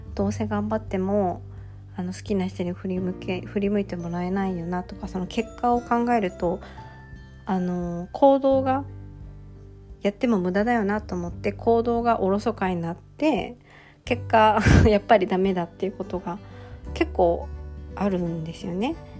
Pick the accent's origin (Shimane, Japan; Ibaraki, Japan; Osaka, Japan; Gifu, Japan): Gifu, Japan; Toki; 私の地元、今住んでる岐阜県の土岐市は結構田舎なので